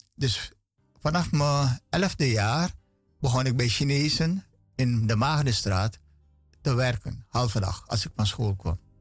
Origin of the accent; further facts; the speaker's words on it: Paramaribo, Paramaribo District, Suriname; ik ben opgevoed of opgegroeid op Poelepantje aan de Willemstraat